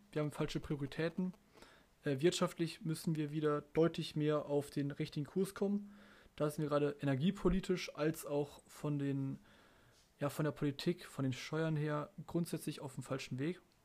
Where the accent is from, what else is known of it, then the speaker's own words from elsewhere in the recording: Germany; bei uns in Deutschland